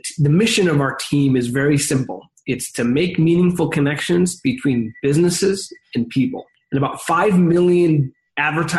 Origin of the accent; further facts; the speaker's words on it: Chicago, Illinois, United States; now in San Francisco, United States; I grew up in the Midwest in Chicago, Illinois